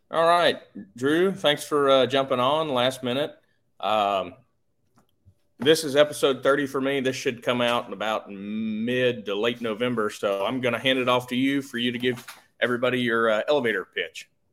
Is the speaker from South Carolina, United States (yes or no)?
no; Tennessee, United States; I'm from Tennessee